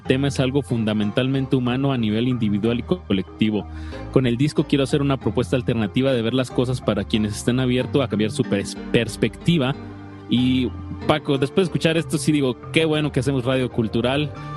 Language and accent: Spanish; Mexico; como buenos mexicanos